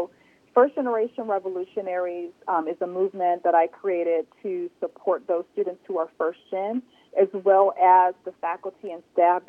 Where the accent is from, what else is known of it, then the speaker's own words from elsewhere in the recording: North Carolina, United States; I'm from North Carolina